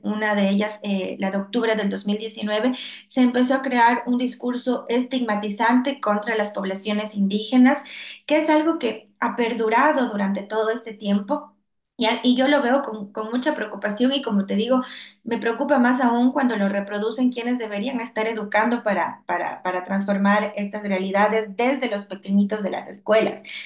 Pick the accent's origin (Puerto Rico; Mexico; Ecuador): Ecuador; yo lo siento mucho en mi país y sobre todo en mi ciudad